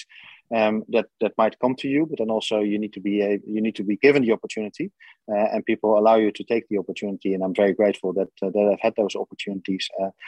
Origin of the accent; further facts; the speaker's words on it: Netherlands; moved away; I grew up in the Netherlands in a relatively small village in the middle of the Netherlands.